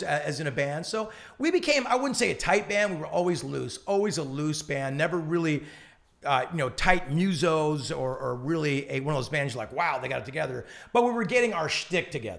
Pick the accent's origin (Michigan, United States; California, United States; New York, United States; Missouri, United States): California, United States; Newport Beach; we're from Newport